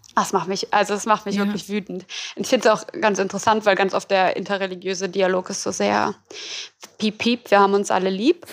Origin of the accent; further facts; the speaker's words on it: Berlin, Germany; ich komme ja aus Berlin